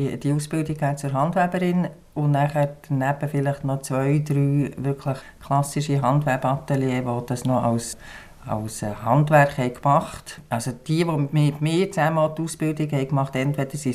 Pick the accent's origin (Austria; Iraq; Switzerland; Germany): Switzerland; Bern; also born or lived in Biel; Ich bin aufgewachsen in der Stadt, in Bern und in Biel.